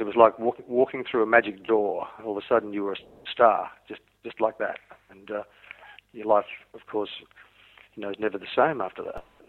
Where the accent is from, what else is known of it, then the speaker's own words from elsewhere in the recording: Australia; also born or lived in Wales, United Kingdom; I was born in Wales, yes. in the United Kingdom, uh, before my family emigrated to Australia when I was five years old